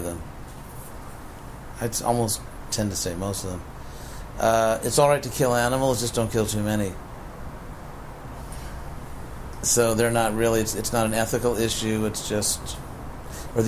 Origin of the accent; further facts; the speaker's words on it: Los Angeles, California, United States; I was born in Los Angeles